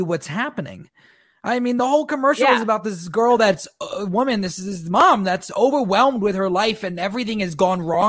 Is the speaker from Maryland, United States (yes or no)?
yes; Maryland, United States; born or raised there